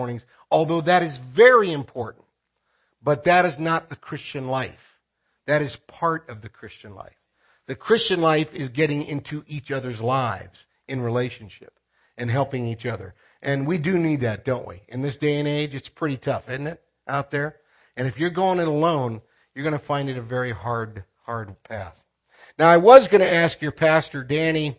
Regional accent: United States; moved away as an adult; now in Philippines; I'm American

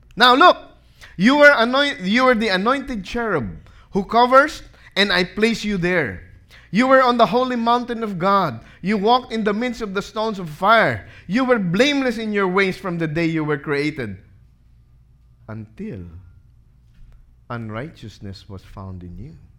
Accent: Philippines; being a Filipino.

